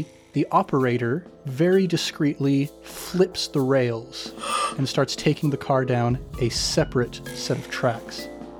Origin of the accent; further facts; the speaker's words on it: Idaho, United States; my home state, the place where I done been born and raised.